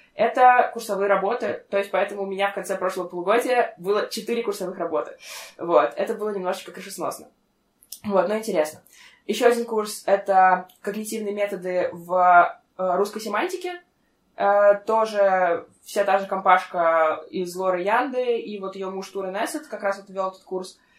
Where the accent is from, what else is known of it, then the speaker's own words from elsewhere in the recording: Russia; moved away as an adult; now in Norway; я из России